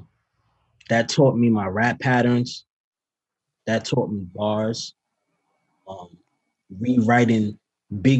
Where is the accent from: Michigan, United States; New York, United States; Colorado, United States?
New York, United States; New York City; I started to get into my hometown